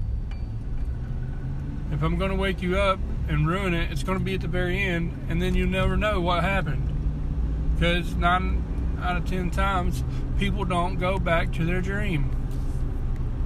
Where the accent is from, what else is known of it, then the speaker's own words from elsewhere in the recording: Georgia, United States; accent: southern, country accent; moved away; I'm Southern. I'm from Georgia. Born and raised in Georgia. I don't live in Georgia anymore.